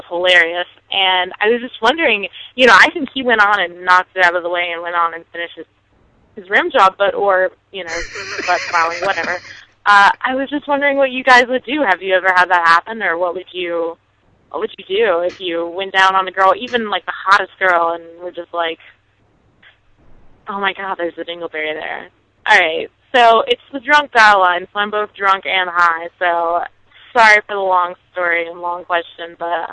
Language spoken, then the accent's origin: English; Orange County, North Carolina, United States; also born or lived in Appalachia, North Carolina; I am from Orange County in North Carolina, but I go to school in Appalachia, North Carolina